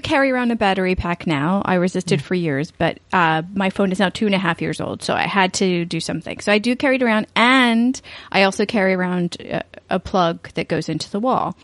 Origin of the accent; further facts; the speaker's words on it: East Coast, United States; moved away; I grew up in the East Coast